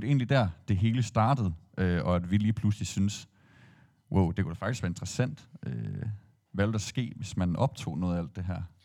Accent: Aarhus, Central Denmark Region, Denmark; jeg er jo ikke født og opvokset i Skanderborg, har ikke anden tilknytning til, det, til byen end det. Øhm, og være det som, som Aarhusianer

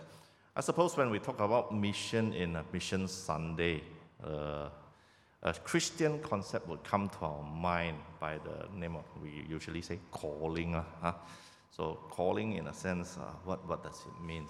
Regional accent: Sabah, Malaysia; moved away as an adult; I'm actually from Sabah

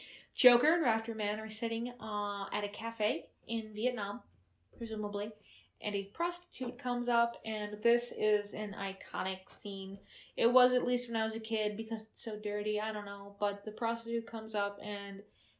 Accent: Wausau, Wisconsin, United States; We grew up in Wausau, who took a lot of refugees, like a lot of Laotian refugees.

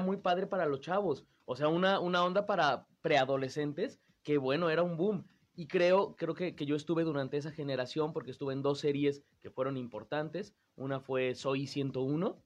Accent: Mexico City, Mexico; yo soy de la Ciudad de México

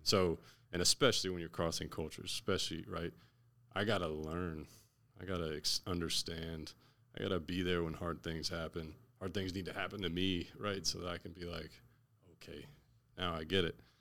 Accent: Naples, Florida, United States; now in Orlando, United States; I'm from Naples, Florida.

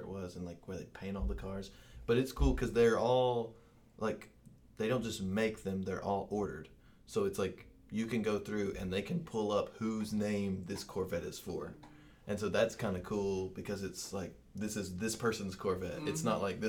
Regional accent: Kentucky, United States; now in Knoxville, United States; I'm from Kentucky

